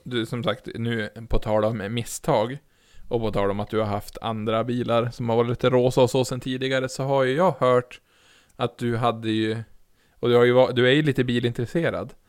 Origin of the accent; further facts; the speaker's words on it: Norrland, Sweden; som norrlänning